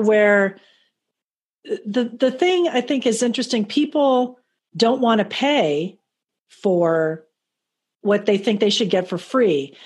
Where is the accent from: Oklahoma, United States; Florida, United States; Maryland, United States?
Florida, United States; Miami; also born or lived in Fort Lauderdale; in my local hometown, I grew up in Miami, Fort Lauderdale.